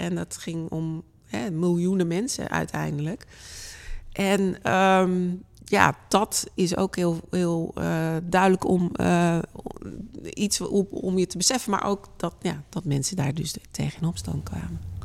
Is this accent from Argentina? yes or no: no; Delft, South Holland, Netherlands; Delft mijn geboortestad